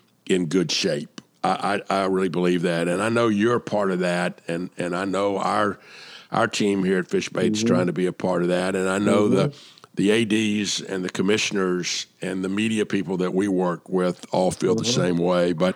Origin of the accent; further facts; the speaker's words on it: Atlanta, Georgia, United States; my hometown of Atlanta